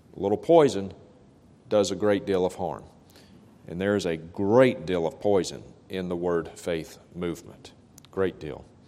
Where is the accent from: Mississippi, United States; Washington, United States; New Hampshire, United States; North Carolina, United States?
Mississippi, United States; Vicksburg; a faith healer who is coming to my hometown of Vicksburg, Mississippi